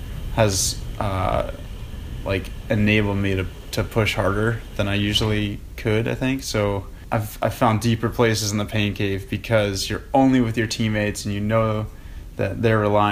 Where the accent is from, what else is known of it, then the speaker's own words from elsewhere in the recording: Beverly, Massachusetts, United States; now in Southern California, United States; I grew up in Beverly, Massachusetts, and my whole family's still there